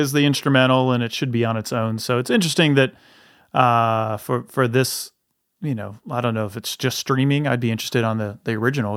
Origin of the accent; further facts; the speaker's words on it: the South, United States; we are from the South